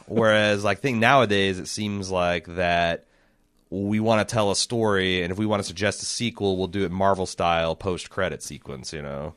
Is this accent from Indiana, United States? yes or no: yes; Indiana, United States; we grew up in Indiana